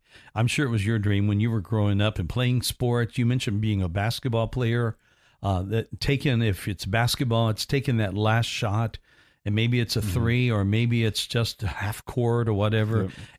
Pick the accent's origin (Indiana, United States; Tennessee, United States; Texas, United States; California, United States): Indiana, United States; And it was all set in where I grew up in Indiana. And some of the games are played in southern Indiana in this movie. And just within 40 miles of where I grew up and lived.